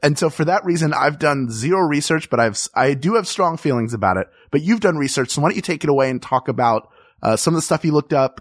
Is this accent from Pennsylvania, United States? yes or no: yes; Philadelphia, Pennsylvania, United States; growing up in Philadelphia